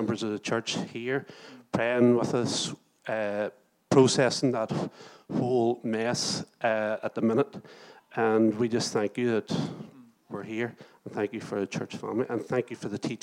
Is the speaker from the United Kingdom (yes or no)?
yes; Moira, Northern Ireland, United Kingdom; also born or lived in Lurgan; now in Portadown, United Kingdom; I was from Moira.